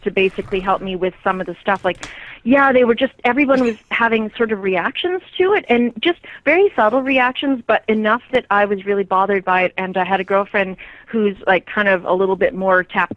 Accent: Canada; being Canadian

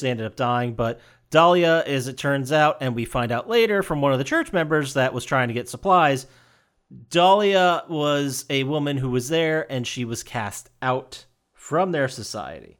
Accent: Pennsylvania, United States; my home state of Pennsylvania, or as we call it, P fucking

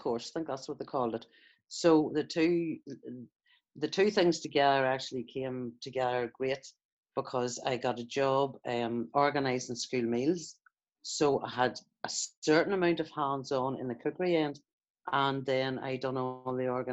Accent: Bessbrook, Northern Ireland, United Kingdom; I was an only child born in Bessbrook, Northern Ireland

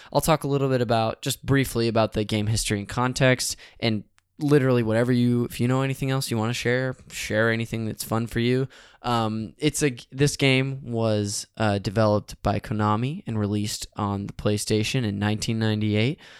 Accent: Modesto, California, United States; born or raised there; now in Los Angeles, United States

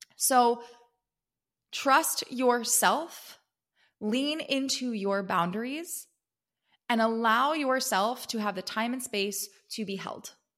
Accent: East Coast, United States; now in California, United States; I grew up on the East Coast, and now I live in California

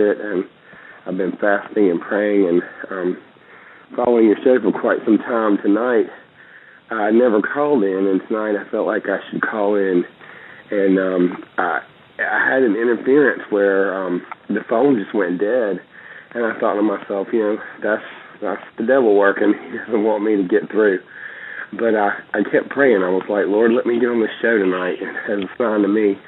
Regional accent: Fuquay-Varina, North Carolina, United States; I'm from Fuquay, Varina, North Carolina

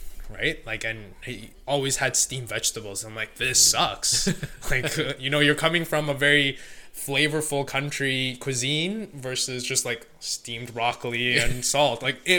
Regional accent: India; being Indian, my mom knows how to make yogurt, so we kind of make our own Greek yogurt essentially.

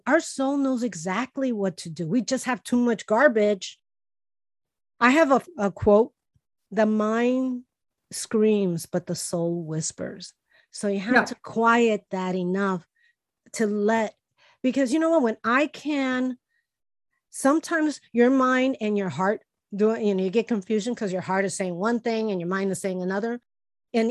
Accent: Chicago, Illinois, United States; I grew up poor in Chicago

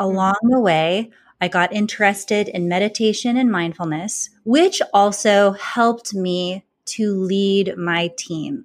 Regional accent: California, United States; moved away as an adult; also born or lived in Boston, Massachusetts; I grew up in California. I went to college in California, and then I moved to Boston, Massachusetts

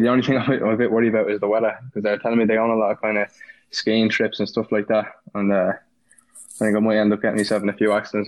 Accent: Ireland; moved away; also born or lived in Indiana / Florida; I was Irish

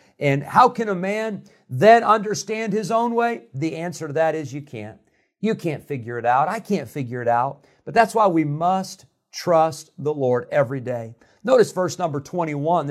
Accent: Rockford, Illinois, United States; moved away as an adult; also born or lived in Santa Clara, California / Geneseo, Illinois / California; When I was a year old, my family moved to Rockford, Illinois. So I grew up in Rockford

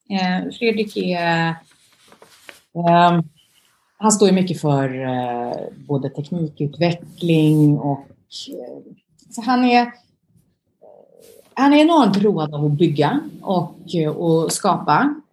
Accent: Sweden; now in abroad; Eh, ja, men Sverige är ju, jag är ju svensk.

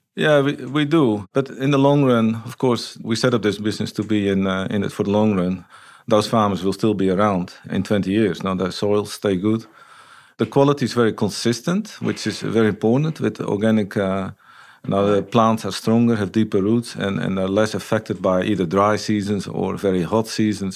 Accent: Netherlands; moved away as an adult; also born or lived in Peru; now in New Zealand; Originally, yeah. But I moved, uh, to a rural area when I was eight.

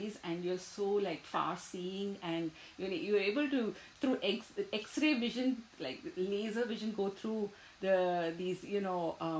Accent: Andhra Pradesh, India; moved away; I'm a Tamilian, but because I was brought up in Andhra Pradesh, I didn't learn how to write Tamil.

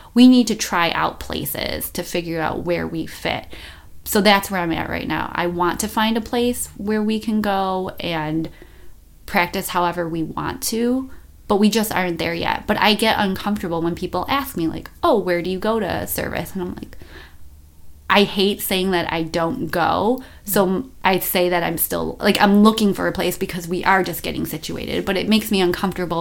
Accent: Buffalo, New York, United States; moved away as an adult; also born or lived in Las Vegas; I moved from Buffalo to Las Vegas

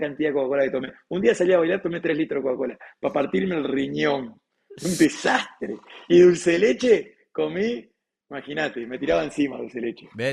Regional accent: Uruguay; soy uruguayo

